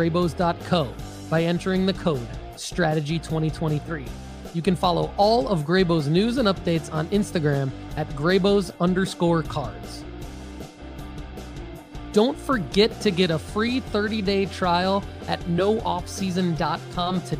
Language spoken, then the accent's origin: English; Rochester Hills, Michigan, United States; As a Detroit native, I'm actually from Rochester Hills, but we all say we're from Detroit